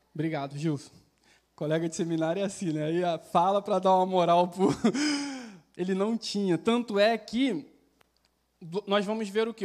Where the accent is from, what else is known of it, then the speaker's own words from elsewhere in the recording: Baixada Fluminense, Rio de Janeiro, Brazil; also born or lived in Duque de Caxias; eu sou carioca, baixada fluminense